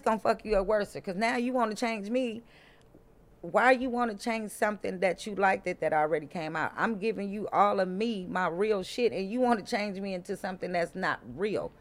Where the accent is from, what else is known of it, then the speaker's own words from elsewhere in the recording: Compton, California, United States; Born and raised in Compton